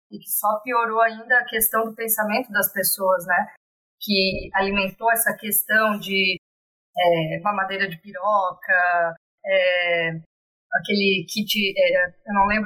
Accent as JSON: {"language": "Portuguese", "town": "Blumenau", "region": "Santa Catarina", "country": "Brazil", "said": "sou de Blumenau, Santa Catarina, uma cidade bem conservadora"}